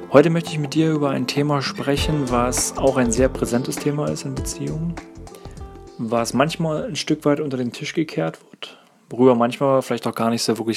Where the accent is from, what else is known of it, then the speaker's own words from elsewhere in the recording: East Germany, Germany; ich bin zum Beispiel in der DDR groß geworden, da war das zum Beispiel sehr üblich, dass beide Partner in Lohn und Brot standen.